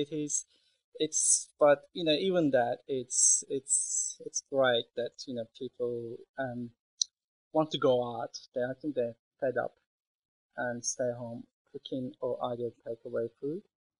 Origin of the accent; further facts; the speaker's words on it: Istanbul, Turkey; now in Melbourne, Australia; So I was born in Istanbul, grew up in Istanbul, and also studied tourism and hotel management in Istanbul.